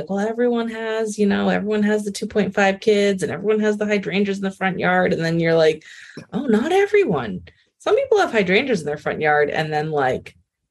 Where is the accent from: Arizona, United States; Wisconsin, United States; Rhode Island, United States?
Rhode Island, United States; I grew up in Rhode Island